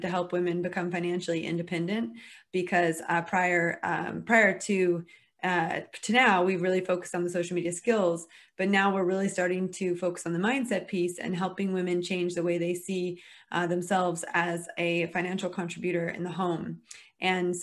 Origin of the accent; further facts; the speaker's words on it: United States; moved away as an adult; now in United Kingdom; I am American, although I operate my business in the UK because I'm married to a Brit